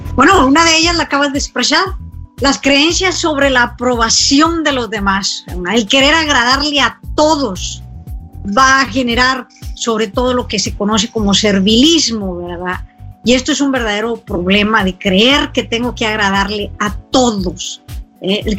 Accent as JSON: {"language": "Spanish", "country": "Mexico", "said": "conozco México y lo pongo en mi país"}